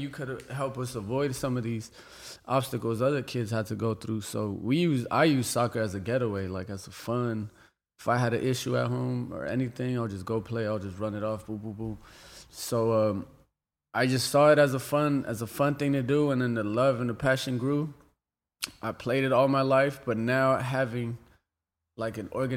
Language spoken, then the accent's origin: English; Los Angeles, California, United States; I'm from LA.